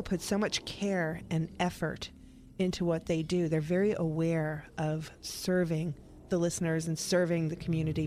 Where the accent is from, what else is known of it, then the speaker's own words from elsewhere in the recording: New York, United States; now in Tampa, United States; I'm a mutt from New York